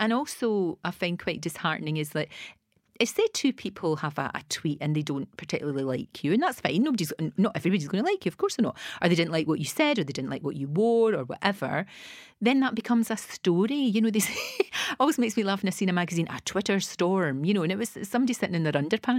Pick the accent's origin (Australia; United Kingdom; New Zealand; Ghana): United Kingdom; Glasgow, Scotland; You know, I was from the East End of Glasgow, from the Gorbals, and from Bridgeton in Glasgow.